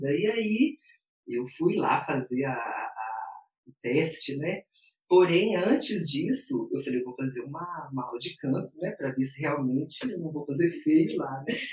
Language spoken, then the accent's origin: Portuguese; Belo Horizonte, Minas Gerais, Brazil; also born or lived in Paracatu, Minas Gerais; sou mineira, de Belo Horizonte. É, vivi em Paracatu, uma pequena cidade de Minas, próximo a Goiás, até os nove anos de idade e depois mudamos para Belo Horizonte.